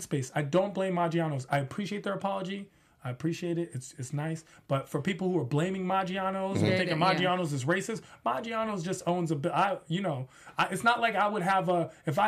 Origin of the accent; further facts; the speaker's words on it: Washington, District of Columbia, United States; Washington, D.C. is my hometown.